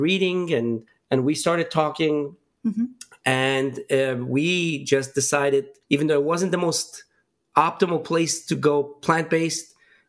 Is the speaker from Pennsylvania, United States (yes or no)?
yes; Pittsburgh, Pennsylvania, United States; I grew up in Pittsburgh for the most part.